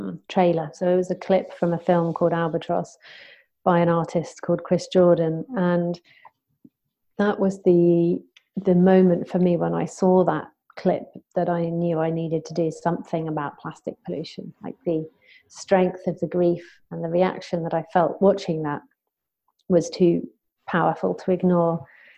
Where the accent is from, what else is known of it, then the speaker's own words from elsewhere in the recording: Southampton, South East England, United Kingdom; back in my hometown then of Southampton